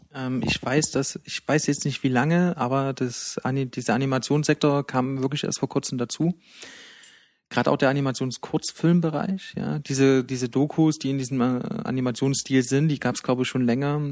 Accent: Leipzig, Saxony, Germany; accent: Saxon; auch wenn man es vielleicht nicht am Dialekt hört, aber das ist meine Heimatstadt

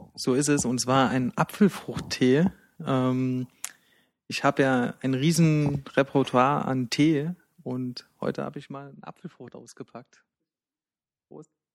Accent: Leipzig, Saxony, Germany; accent: Saxon; auch wenn man es vielleicht nicht am Dialekt hört, aber das ist meine Heimatstadt

